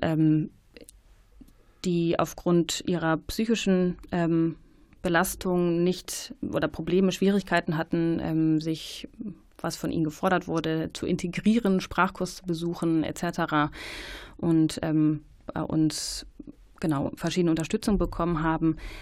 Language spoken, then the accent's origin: German; Germany; uns als ähm, ja, Deutsche